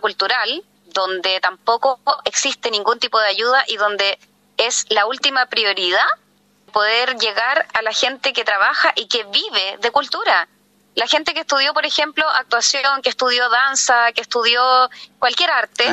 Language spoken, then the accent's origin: Spanish; Santiago, Santiago Metropolitan Region, Chile; moved away as an adult; yo soy santiaguina, pero me vine a vivir acá por un tema de calidad de vida